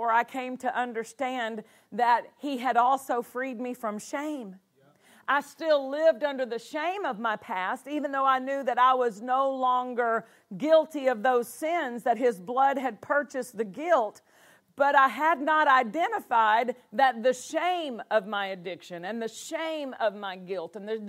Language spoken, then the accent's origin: English; Nashville, Tennessee, United States; I was raised in the Bible Belt of Tennessee, right there in Nashville, Tennessee, East Tennessee for a number of years, Nashville for most of my elementary, junior high, high school